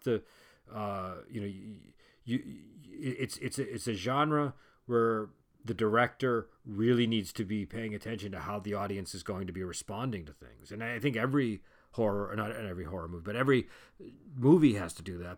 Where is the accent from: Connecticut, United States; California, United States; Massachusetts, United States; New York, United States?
Massachusetts, United States; I'm from Massachusetts